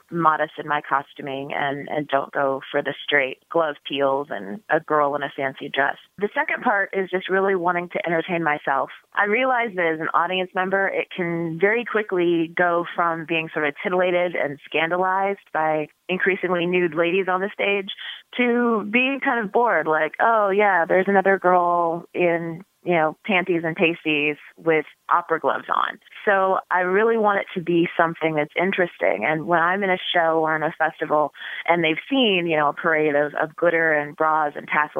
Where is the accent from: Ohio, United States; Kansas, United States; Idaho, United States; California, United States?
Kansas, United States; Topeka; now in Chicago, United States; my hometown in Topeka, Kansas